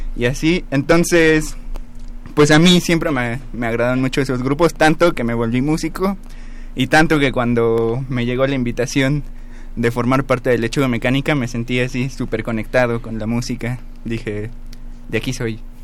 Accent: Puebla, Mexico; moved away; de allá, de Puebla, de donde yo soy

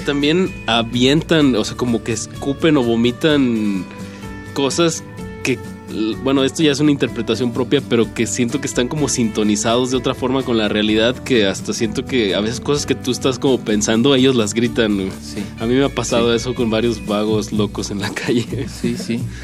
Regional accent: Torreón, Coahuila, Mexico; yo soy de Torreón

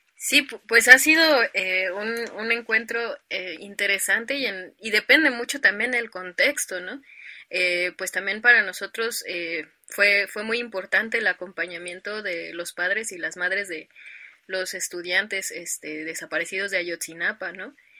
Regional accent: Mexico City, Mexico; yo soy originaria de un pueblo de aquí de la Ciudad de México que se llama San Luis Tlaxialtemalco

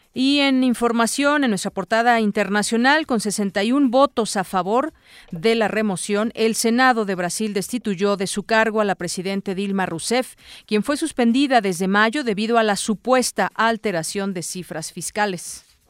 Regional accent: Mexico; lo sentimos como mexicanos

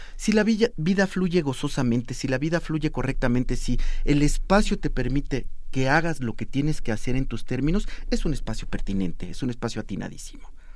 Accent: Mexico; yo soy mexicano, mi abuela era zapoteca y vivo en el siglo XXI

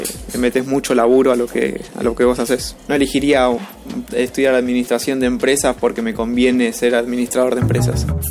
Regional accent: Lanús, Buenos Aires Province, Argentina; soy del partido de Lanús, eh, Buenos Aires, Argentina

